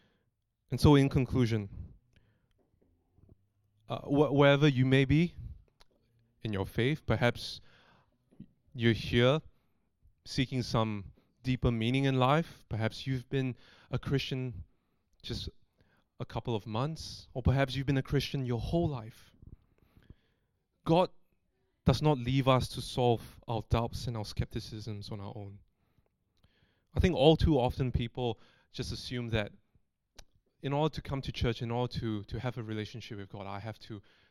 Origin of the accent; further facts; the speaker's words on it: Singapore; moved away as an adult; now in Australia; I've lived overseas, coming up to 9 years, away from my hometown in Singapore